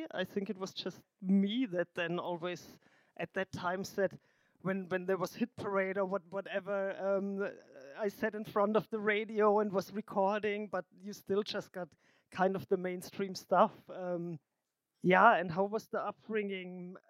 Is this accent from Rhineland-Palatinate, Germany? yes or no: no; Bavarian countryside, Germany; now in Berlin, Germany; I grew up in the Bavarian countryside, and really countryside, small village.